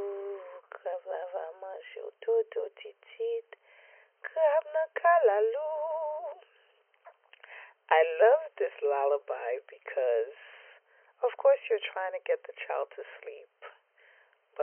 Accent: New York City, New York, United States; I am from East Flatbush, Brooklyn

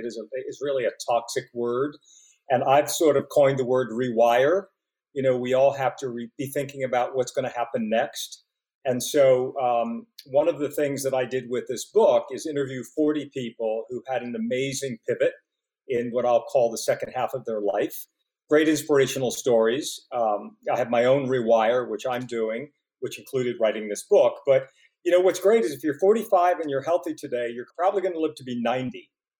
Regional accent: Pittsburgh, Pennsylvania, United States; Well, you know, first of all, we were sort of a poor working class family. We were six kids.

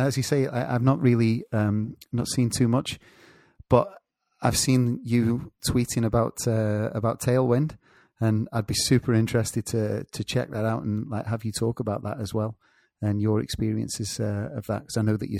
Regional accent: England, United Kingdom; moved away

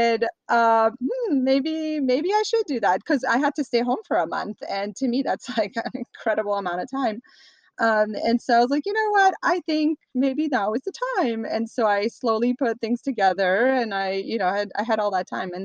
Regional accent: France; moved away as an adult; now in Los Angeles, United States; I grew up in France. I happen to be an American citizen born abroad.

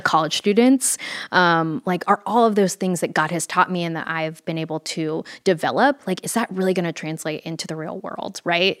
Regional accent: Fort Worth, Texas, United States; I grew up in Fort Worth, Texas

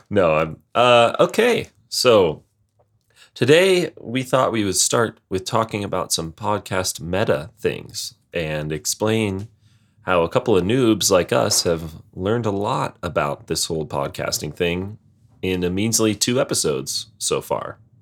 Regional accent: Montana, United States; I'm from Montana

